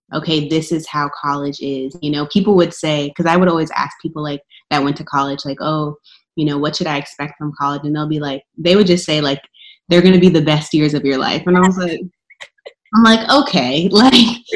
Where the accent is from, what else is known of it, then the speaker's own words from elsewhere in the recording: Woodbridge, Virginia, United States; also born or lived in Richmond, Virginia; we're from Woodbridge, I was like, you know, we're kind of like, especially I went to Woodbridge High School and it was very diverse